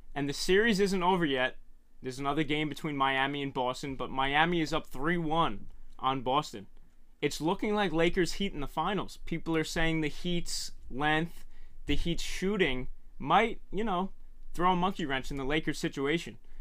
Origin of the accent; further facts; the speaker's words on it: New York, United States; I'm a New Yorker.